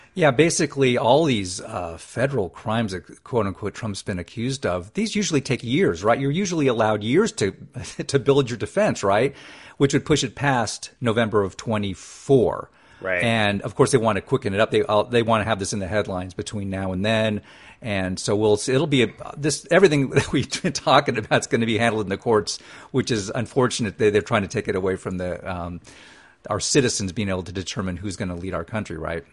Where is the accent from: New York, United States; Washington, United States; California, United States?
California, United States; my home state